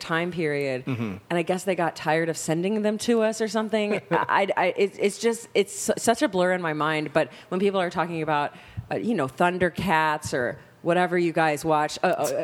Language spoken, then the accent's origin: English; Texas, United States; also born or lived in Malaysia; we're all from Texas.